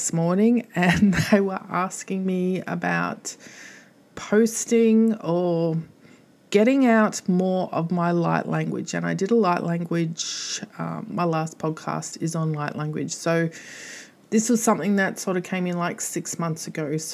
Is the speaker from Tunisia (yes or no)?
no; Australia; I'm Australian.